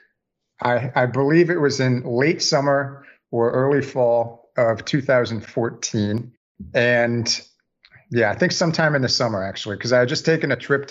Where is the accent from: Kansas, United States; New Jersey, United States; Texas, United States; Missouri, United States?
New Jersey, United States; Northern; also born or lived in New York City, United States / Delaware, United States; now in Savannah, United States; I'm originally from Northern New Jersey. I currently live in Savannah, Georgia